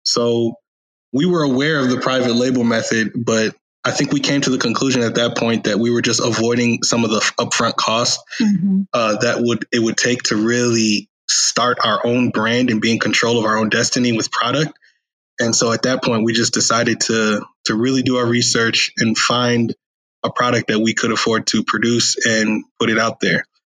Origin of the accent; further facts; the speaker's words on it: Chicago, Illinois, United States; moved away as an adult; also born or lived in San Diego; now in Austin, United States; am originally from Chicago